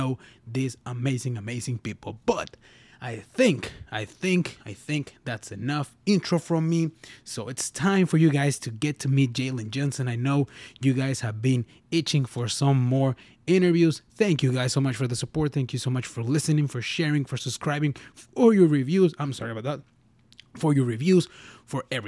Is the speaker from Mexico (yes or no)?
yes; Mexico; I'm from Mexico